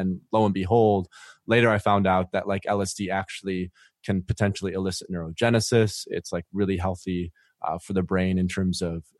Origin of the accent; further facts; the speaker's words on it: Michigan, United States; And basically, I'm originally from West Michigan.